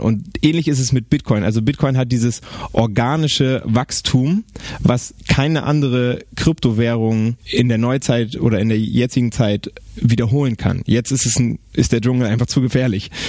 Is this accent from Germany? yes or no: yes; Bremen, Germany; ich bin Bremer